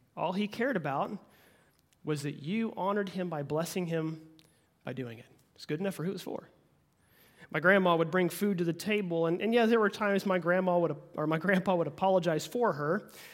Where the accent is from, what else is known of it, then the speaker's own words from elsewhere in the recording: Oklahoma, United States; I'm born and raised in, in Oklahoma